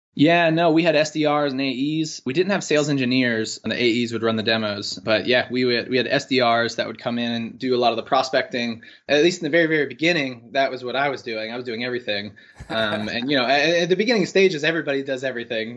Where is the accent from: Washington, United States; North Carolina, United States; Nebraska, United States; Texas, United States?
North Carolina, United States; moved away as an adult; also born or lived in San Francisco; I'm originally from North Carolina, uh, went to U N C